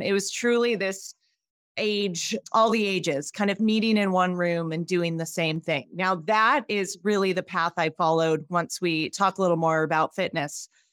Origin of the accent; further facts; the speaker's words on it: Spokane, Washington, United States; moved away as an adult; also born or lived in Pullman, Washington; now in Jackson Hole, United States; Spokane, Washington, born and raised